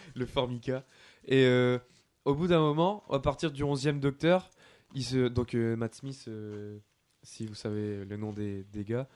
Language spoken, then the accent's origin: French; France; chez nous en France